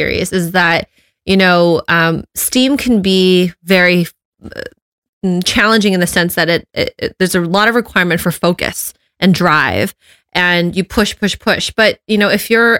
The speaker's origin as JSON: {"language": "English", "town": "Los Angeles", "region": "California", "country": "United States", "tie": "born or raised there", "also_born_or_lived": "upstate New York", "moved": "as an adult", "said": "I was born and raised in Los Angeles and I was in upstate New York for grad school"}